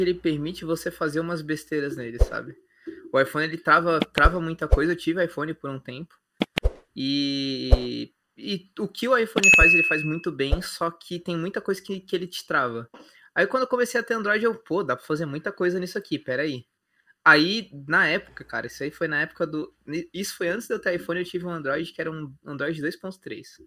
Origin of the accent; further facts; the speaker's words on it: Osasco, São Paulo, Brazil; moved away as an adult; now in Florianópolis, Brazil; Eu sou de Osasco